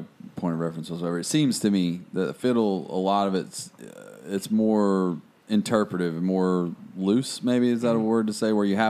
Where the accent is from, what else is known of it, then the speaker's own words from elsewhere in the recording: Morganton, North Carolina, United States; I'm from Morganton, which is Hickory, Morganton, Lenore. The Tri-City region.